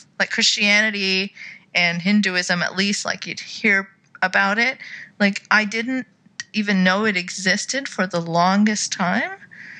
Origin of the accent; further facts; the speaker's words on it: Saudi Arabia; moved away; growing up in Saudi